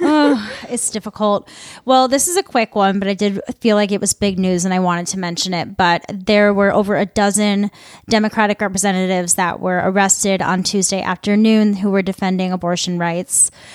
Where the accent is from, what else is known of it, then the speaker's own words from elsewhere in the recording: Midwest, United States; I'm from the Midwest